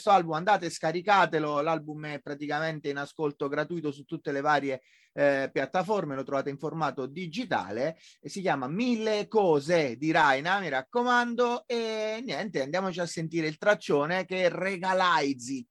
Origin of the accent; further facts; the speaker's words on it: Abruzzo, Italy; io sono abruzzese.